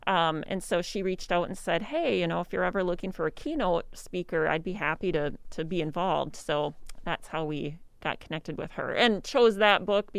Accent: Waseca, Minnesota, United States; Well, yep, growing up in Waseca.

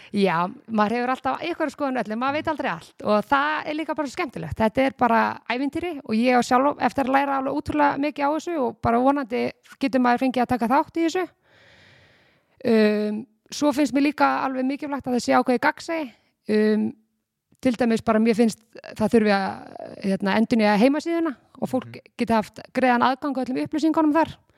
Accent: Garðabær, Capital Region, Iceland; ég var í bæjabóli sem krakki í Garabæi, fór þaðan í flataskóla og svo gardaskóla

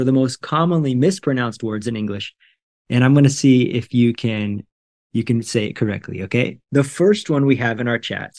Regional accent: United States; moved away as an adult; now in Brazil; I'm an American living in Brazil. I do not speak Portuguese fluently at all.

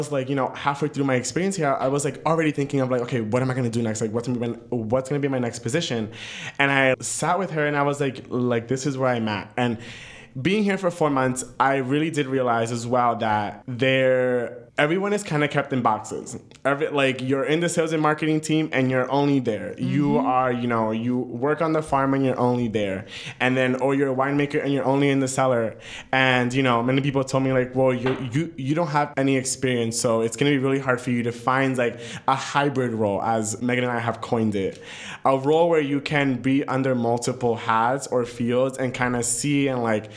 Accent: New York City, New York, United States; moved away as an adult; now in Napa, United States; the same town I grew up

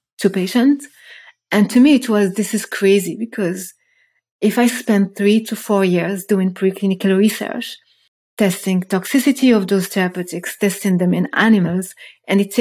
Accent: Rabat, Rabat-Salé-Kénitra, Morocco; moved away as an adult; now in Germany; I was born and I grew up in Morocco. Moved to Germany 15 years ago as a first immigrant to study chemistry

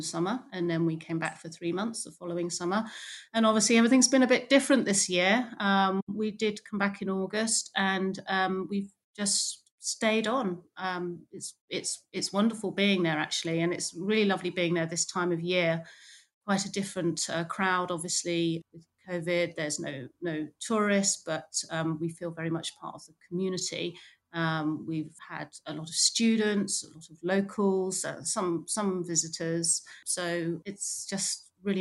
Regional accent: Wallingford, South East England, United Kingdom; also born or lived in London; I grew up just outside Oxford in a town called Wallingford

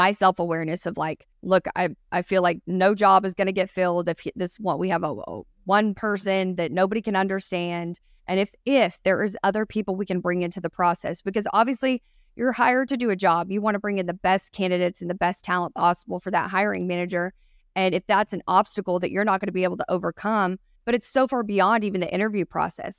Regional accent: East Texas, United States; accent: Texan; I'm from specifically born in East Texas

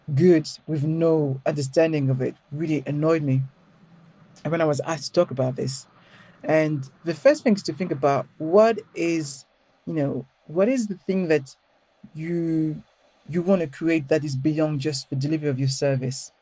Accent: Paris, Île-de-France, France; accent: French; English is a second language; moved away as an adult; now in London, United Kingdom; I grew up in Paris, but I grew up in a ghetto.

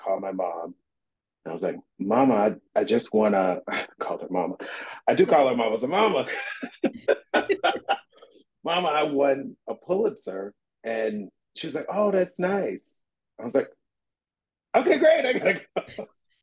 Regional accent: Bessemer City, North Carolina, United States; moved away; I'm from North Carolina. I'm from Bessemer. I grew up in Bessemer City, North Carolina

